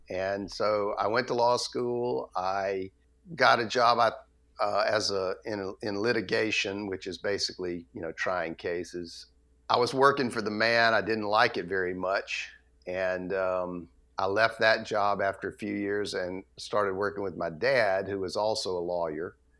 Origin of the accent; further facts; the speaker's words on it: Atlanta, Georgia, United States; I grew up in Atlanta